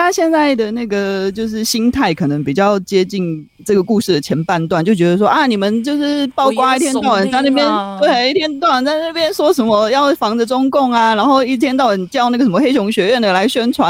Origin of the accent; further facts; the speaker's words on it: Taiwan; 就是其实不要说我们台湾人啊，其实美国呵呵他们他们也在帮我们做一些预测嘛，对不对？